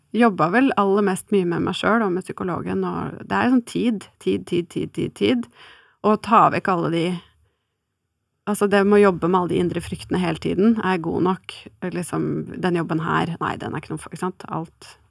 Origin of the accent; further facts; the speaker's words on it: Oslo, Norway; jeg er fra Oslo og omegn